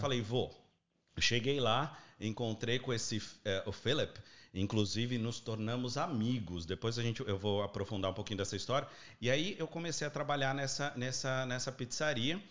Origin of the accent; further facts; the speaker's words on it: São Paulo, Brazil; moved away as an adult; now in Australia; Eu sou nascido e criado na Avenida Paulista